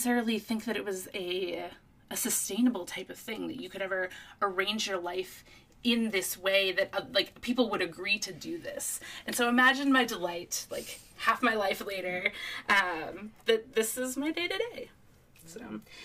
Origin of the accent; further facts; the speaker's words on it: East Coast, United States; I grew up on the East Coast, and I actually spent a lot of time in Boston growing up